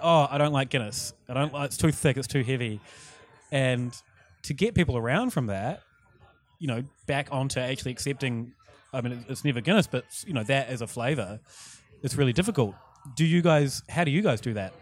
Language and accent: English; New Zealand; moved away; my, my pub back home in New Zealand